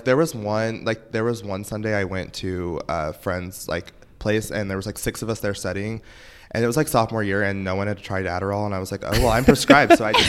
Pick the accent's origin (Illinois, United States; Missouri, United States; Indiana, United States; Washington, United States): Missouri, United States; LaBelle; I'm from a town of 600 people.